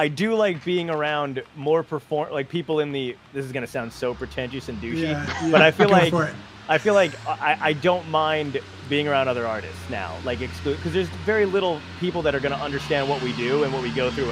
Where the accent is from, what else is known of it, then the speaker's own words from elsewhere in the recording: New York City, New York, United States; moved away; I'm from Borough Park, so there you go. I'm born in Brooklyn, lived there for a little bit.